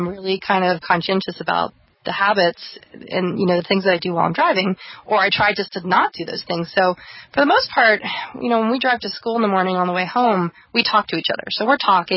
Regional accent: East Coast, United States; moved away; I'm from the East Coast

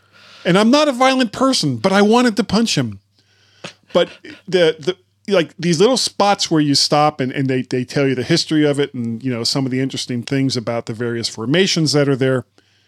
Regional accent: Florida, United States; I'm from Florida.

